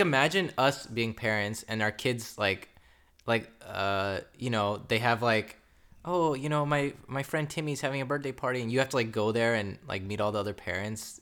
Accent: United States; we were born here, we were raised here

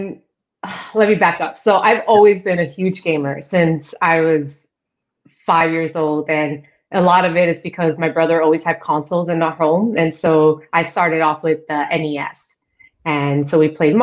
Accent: New York City, New York, United States; moved away as an adult; also born or lived in Ecuador (family); now in Seattle, United States; I was born in Queens, New York. I've been here in Seattle now for about the same amount of time I've been in the industry. So I'm kind of curious when I'm going to consider myself a Seattleite. Still questionable because I still consider myself a New Yorker

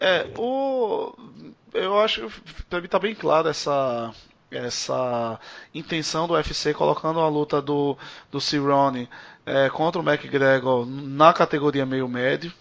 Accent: Brazil; a gente é brasileiro

